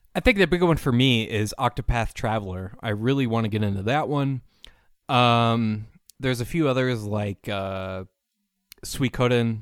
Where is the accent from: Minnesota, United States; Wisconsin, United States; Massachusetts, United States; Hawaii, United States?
Minnesota, United States; Saint Paul; I am from Saint Paul, Minnesota